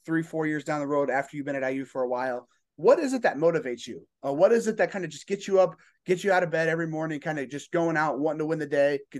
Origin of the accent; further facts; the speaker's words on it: Indiana, United States; I am from Indiana